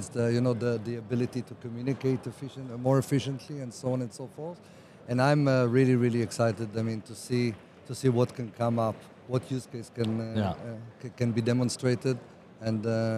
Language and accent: English; Israel